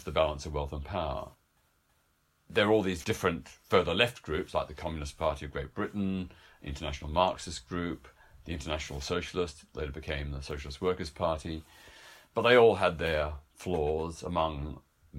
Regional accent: Melbourne, Victoria, Australia; in my hometown of Melbourne, Australia

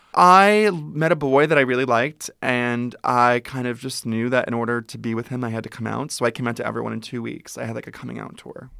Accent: Ventura, California, United States; I grew up in Ventura, which is an hour north of here.

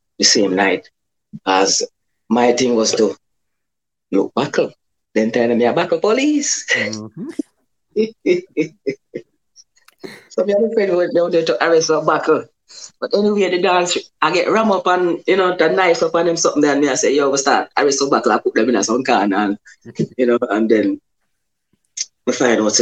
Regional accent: Kingston, Jamaica; also born or lived in Clarendon, Jamaica; I grew up in Western Kingston. That's downtown Kingston

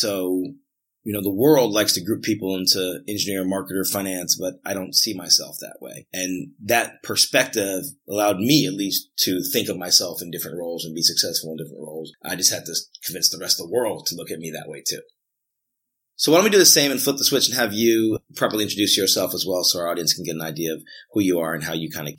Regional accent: Atlanta, Georgia, United States; also born or lived in North Jersey / South Jersey / Huntsville / Chicago; I'm originally from Atlanta. I have moved quite a bit away from Atlanta and back to Atlanta several times, but Atlanta's always been a place that I consider home.

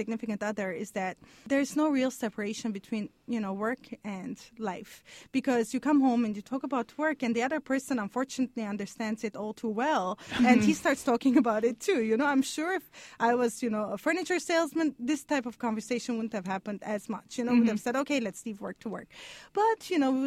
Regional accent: Lebanon; moved away as an adult; also born or lived in Montreal, Canada; now in Stanford, United States; I'm Armenian. I grew up in Lebanon. And I lived, you know, a big part of my life in Canada, in Montreal.

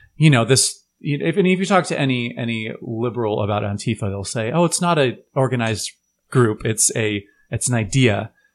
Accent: Portland, Oregon, United States; we're from Portland

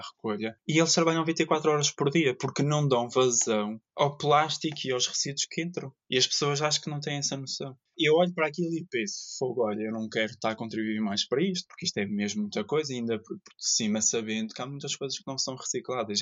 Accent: Ponta Delgada, Azores, Portugal; moved away as an adult; also born or lived in Terceira, Azores; now in Porto, Portugal; Sou natural dos Açores, que é uma terra linda de morrer. Eh, nasci na terceira, mas aos dois anos fui para São Miguel. E desde 2013 que vivo no Porto.

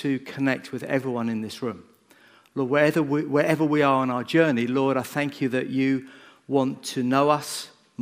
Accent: Bedford, East of England, United Kingdom; I grew up in Bedford. I went to Hazeldean. In fact, I went to most of the schools in Bedford as I grew up

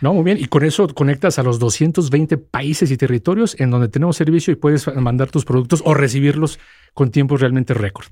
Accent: Mexico; soy el primer mexicano que está como responsable para FedEx

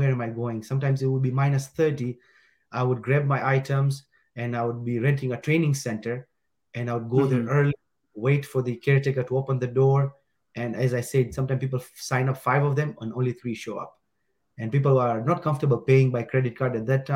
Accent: Dar es Salaam, Tanzania; moved away as an adult; now in Edmonton, Canada; born and raised in Dar-es-Salaam

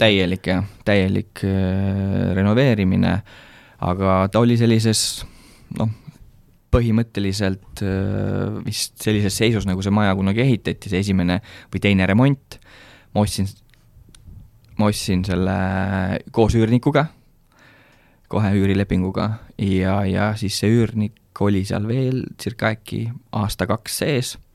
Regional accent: Rakvere, Lääne-Viru County, Estonia; now in Kunda, Estonia; ma ise olen tegelikult äh, Rakverest pärit

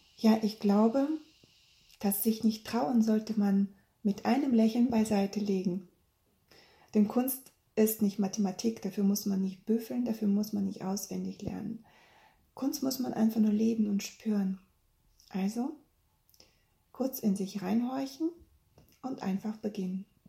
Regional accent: Bielefeld, North Rhine-Westphalia, Germany; ich komme aus Bielefeld und ich habe drei Kinder

